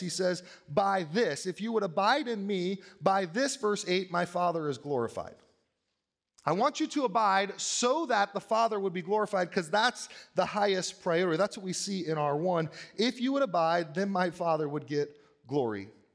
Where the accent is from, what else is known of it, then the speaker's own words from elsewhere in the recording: United States; I am proud sometimes to be an American